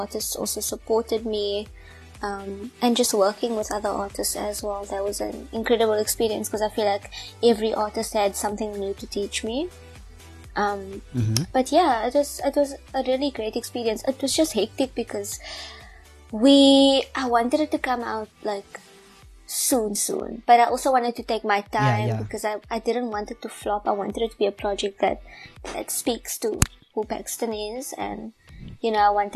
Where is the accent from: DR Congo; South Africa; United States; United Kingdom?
South Africa; I'm South African